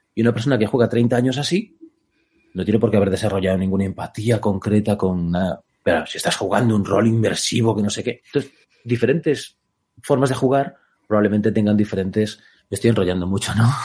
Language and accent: Spanish; Galicia, Spain; soy gallego